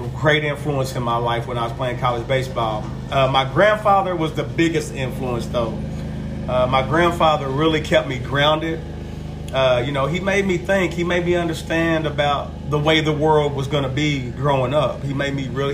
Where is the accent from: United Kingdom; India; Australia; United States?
United States; Cynthiana, Kentucky; now in Georgetown, United States; As a small child, between the ages of one and two, I grew up here in Georgetown. And when I was about four, maybe five, three or four years old, my mother moved to Cynthiana